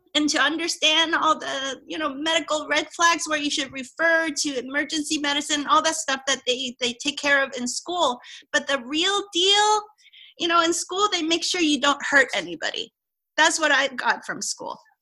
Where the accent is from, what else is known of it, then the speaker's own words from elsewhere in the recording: Hong Kong; I grew up in Hong Kong, which is a multicultural type of place